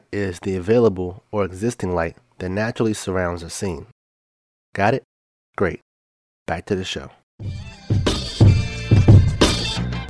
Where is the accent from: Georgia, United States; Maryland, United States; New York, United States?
Maryland, United States; we're from Maryland. We say Bowie